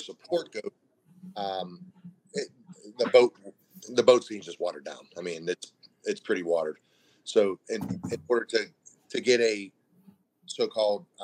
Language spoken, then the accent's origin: English; Greensburg, Pennsylvania, United States; I'm from Greensburg, PA, and I am the only northern guy on the dugout team